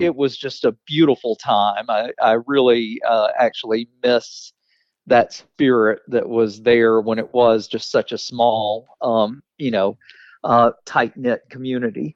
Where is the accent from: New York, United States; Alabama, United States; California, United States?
Alabama, United States; Weaver; moved away as an adult; also born or lived in Jacksonville, Alabama / Fulton County, Georgia; now in Atlanta, United States; I grew up in Weaver, Alabama